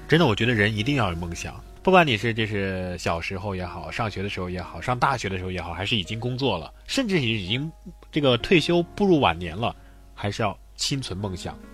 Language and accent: Chinese; Hubei, China; 我是来自湖北的，虽然有个北字儿，但也属于南方